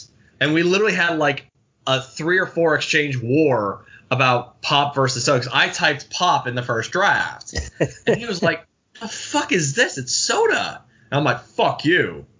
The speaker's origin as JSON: {"language": "English", "town": "Pittsburgh", "region": "Pennsylvania", "country": "United States", "tie": "born or raised there", "said": "I'm born and bred city. Like, I'm not outlying neighborhoods. I grew up, like, almost, I could, within walking distance of downtown."}